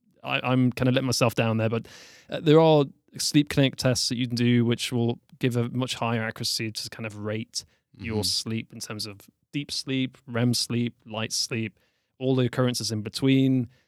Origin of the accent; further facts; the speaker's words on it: Newcastle, North East England, United Kingdom; also born or lived in London; But I am from Newcastle. I'd say it's in the north of England. It's quite close to Scotland. And probably the best way to describe it, like I lived in London for 10 years.